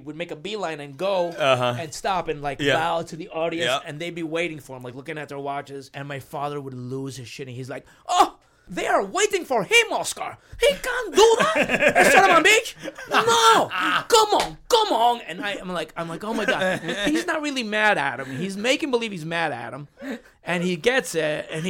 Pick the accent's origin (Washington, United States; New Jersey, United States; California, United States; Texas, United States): New Jersey, United States; Weehawken; also born or lived in Cuba / Union City, New Jersey; No, I grew up in New Jersey.